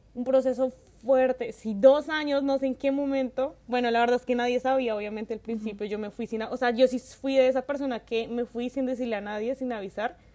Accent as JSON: {"language": "Spanish", "country": "Colombia", "moved": "yes", "lives_now": "London, Canada", "said": "como tantos colombianos"}